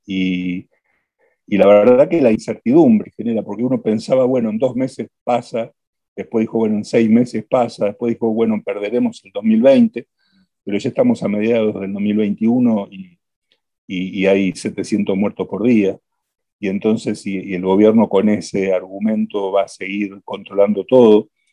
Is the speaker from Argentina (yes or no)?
yes; Argentina